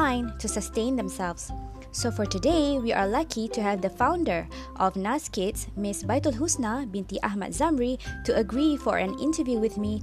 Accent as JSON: {"language": "English", "town": "Alor Setar", "region": "Kedah", "country": "Malaysia", "said": "I'm at home as well because I'm from Alustar, so I'm here at Alustar"}